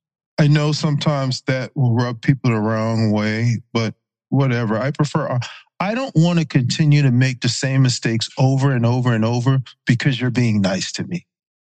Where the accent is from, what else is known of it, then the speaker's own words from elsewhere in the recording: Berkeley County, South Carolina, United States; also born or lived in Charleston; I was born in Charleston. I grew up in Berkeley County, which is the neighboring county. I'm from the sticks, and I'm proud to be from the sticks.